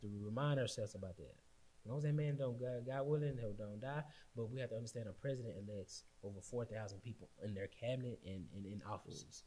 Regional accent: Austin, Texas, United States; I'm from St. John. I mean, I went East Austin

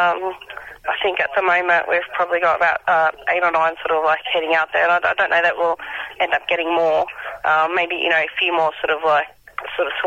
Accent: County Down, Northern Ireland, United Kingdom; moved away as an adult; now in Australia; where I come from

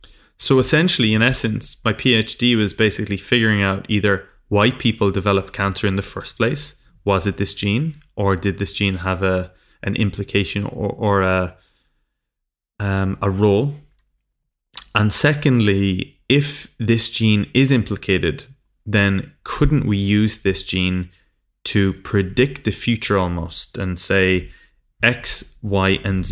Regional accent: Ireland; moved away as an adult; now in London, United Kingdom; I came from Ireland in the middle of nowhere and I moved over to London with a dream.

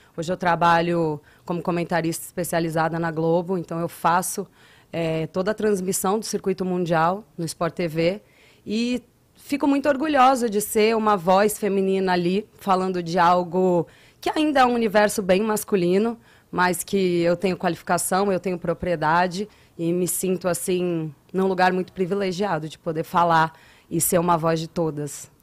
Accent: Guarujá, São Paulo, Brazil; moved away; also born or lived in Praia do Francês, Alagoas; E eu sou natural de São Paulo, eu sou do Guarujá, do litoral

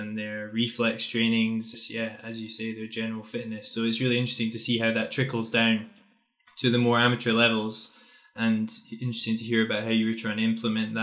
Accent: Scotland, United Kingdom; as a Scotsman

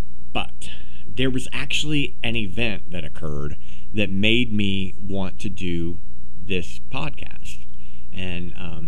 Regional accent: Meigs County, Ohio, United States; I grew up in Meigs County, which is just down the road from where BLENNERHASSETT ISLAND is.

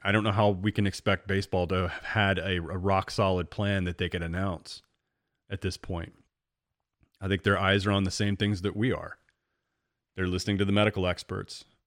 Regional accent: Central Illinois, United States; growing up in Central Illinois, I mean, literally, I'm right between Chicago and St. Louis

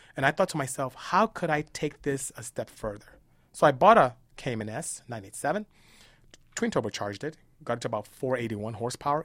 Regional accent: Nigeria; now in United States; my parents were very strict dis-, disciplinarians all about academia when we were growing up in Nigeria

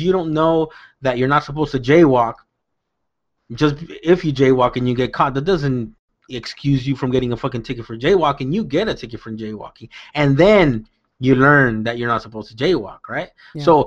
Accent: South Gate, California, United States; I grew up in Southgate, California

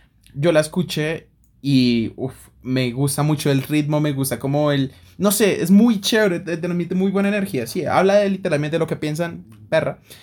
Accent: Colombia; como colombiano

